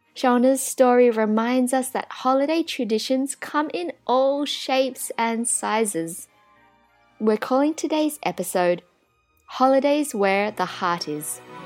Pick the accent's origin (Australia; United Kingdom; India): Australia; growing up in Australia